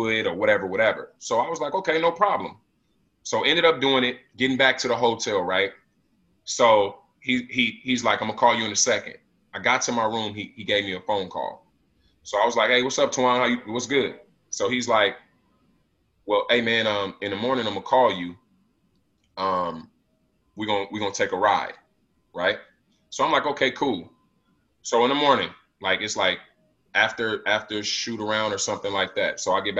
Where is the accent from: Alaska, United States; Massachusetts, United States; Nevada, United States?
Nevada, United States; Las Vegas; I'm from Vegas. My city doesn't even close